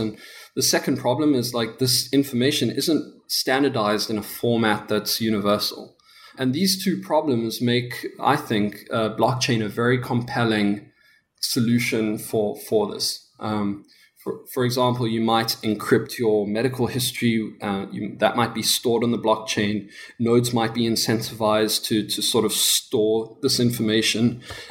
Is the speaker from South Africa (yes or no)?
yes; South Africa; accent: South African; I'm from South Africa. I'm sure you could tell by my accent. It's still pretty thick.